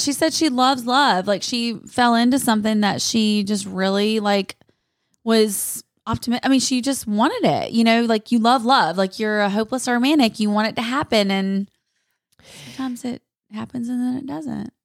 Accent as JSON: {"language": "English", "region": "North Carolina", "country": "United States", "said": "I'm from North Carolina"}